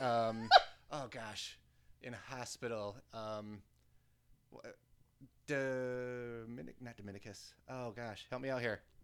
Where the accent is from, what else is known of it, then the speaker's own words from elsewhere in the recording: United States; as a American doofuses